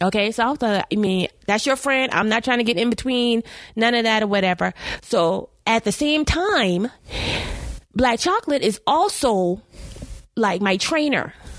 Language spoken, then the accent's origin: English; South Carolina, United States; we're both from South Carolina